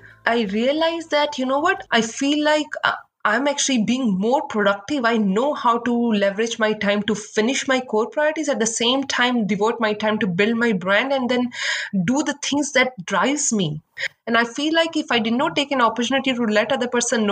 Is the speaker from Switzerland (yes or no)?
no; India; moved away as an adult; now in Seattle, United States; I came from India, and back then, just like we have Ivy League institutes here, we have similar like top B business schools there